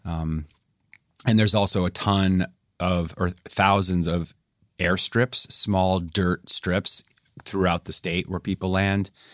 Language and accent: English; New Hampshire, United States; moved away; where I grew up in the Northeast in New England.